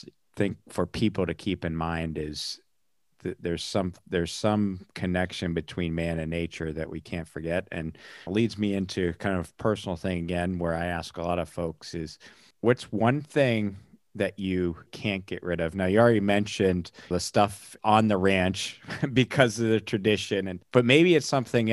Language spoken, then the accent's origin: English; north in Pennsylvania, United States; I grew up north in Pennsylvania